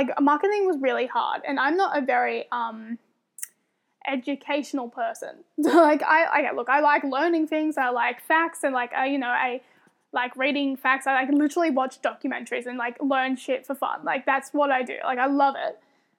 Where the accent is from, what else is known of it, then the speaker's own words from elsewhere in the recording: Australia; I'm talking from Australia viewpoint